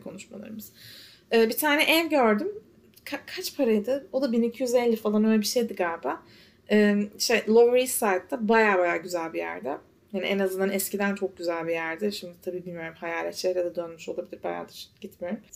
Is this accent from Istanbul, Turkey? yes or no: yes; Istanbul, Turkey; now in New York, United States